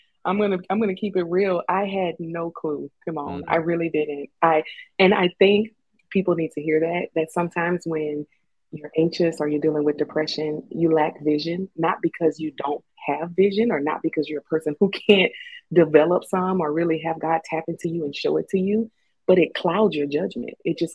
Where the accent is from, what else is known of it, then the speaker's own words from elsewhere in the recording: Louisiana, United States; now in Colorado, United States; And even when I moved to Colorado from Louisiana, I had homesickness